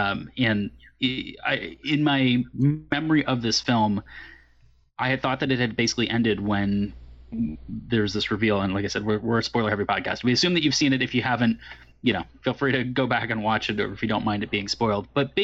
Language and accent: English; California, United States; I growing up in California